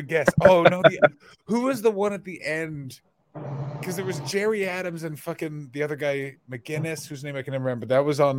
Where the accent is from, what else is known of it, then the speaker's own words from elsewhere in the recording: Canada; As a Canadian person with mostly Scottish blood